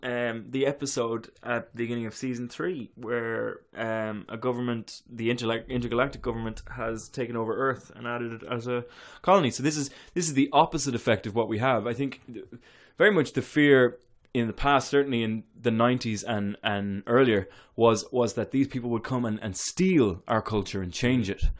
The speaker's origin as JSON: {"language": "English", "country": "Ireland", "moved": "yes", "said": "I am so Irish"}